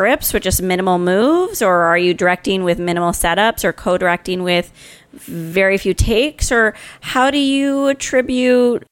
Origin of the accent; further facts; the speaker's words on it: California, United States; I'm from California